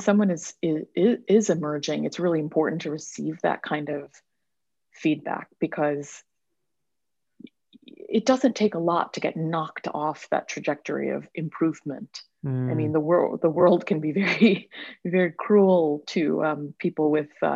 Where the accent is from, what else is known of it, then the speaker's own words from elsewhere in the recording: New York, United States; also born or lived in Mumbai, India / London; now in New York City, United States; I was born in Mumbai, India. But I spent most of my life in a very small town in central New York State.